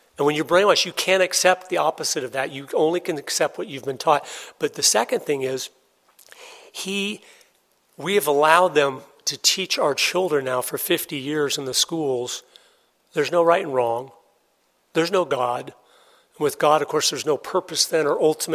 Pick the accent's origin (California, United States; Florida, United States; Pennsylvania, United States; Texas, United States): Florida, United States; Tampa; I was born and raised in Tampa, Florida.